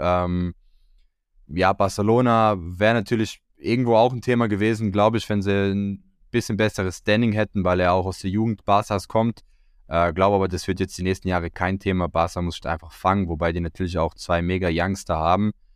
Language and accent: German; Croatia; als Kroate